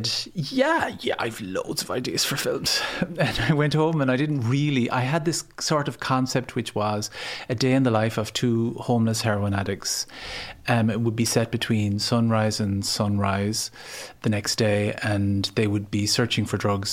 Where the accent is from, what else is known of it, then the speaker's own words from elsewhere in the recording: Ennis, Munster, Ireland; now in Dublin, Ireland; I come from Ennis, County Clare. I moved to Dublin in 1990.